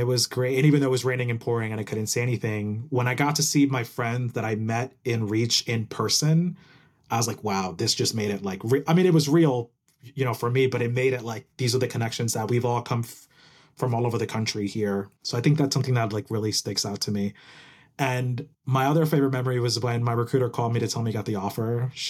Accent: New Jersey, United States; also born or lived in Puerto Rico; Exactly. The best state ever. But I was born in Puerto Rico, moved to New Jersey when I was 4. Been there my whole life. Went to like, you know, all schooling there.

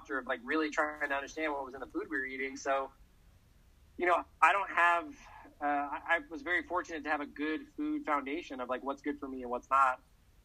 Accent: Texas, United States; I'm from Texas

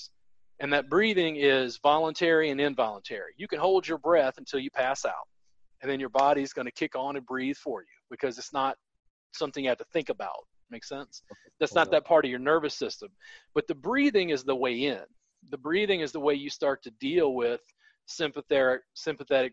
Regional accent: United States; as an American

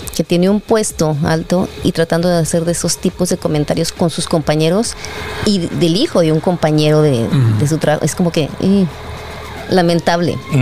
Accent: Mexico; Somos mexicanos

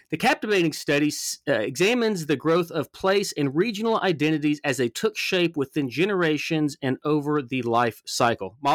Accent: the South, United States; you know me being a Southerner and, and studying Southern history

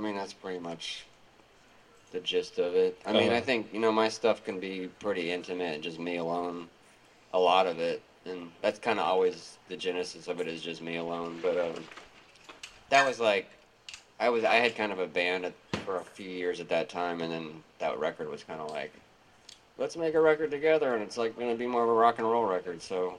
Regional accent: Louisiana, United States; also born or lived in Olympia, United States; I'm from Louisiana originally.

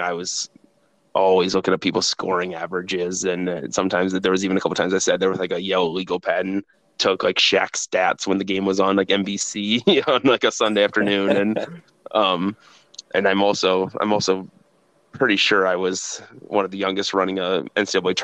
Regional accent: Waterloo, Iowa, United States; I grew up in Waterloo

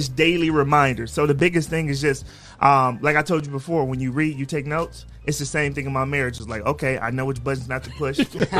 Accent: Toledo, Ohio, United States; I'm from Toledo, Ohio, born and raised.

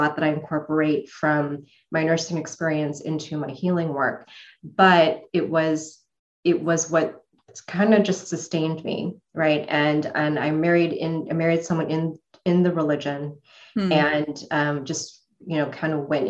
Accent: Chicago, Illinois, United States; moved away as an adult; now in Arizona, United States; Illinois is where I was born, in Chicago, and so I was raised in the Midwest

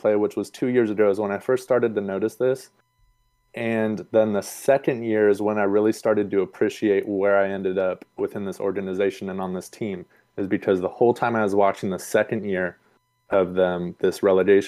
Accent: Sacramento, California, United States; I'm born and raised in Sacramento

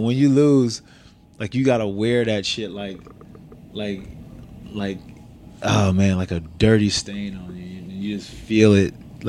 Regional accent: Niagara Falls, New York, United States; I'm from Utica. I'm from Niagara Falls. Niagara Falls, New York, yeah. Not too damn far at all.

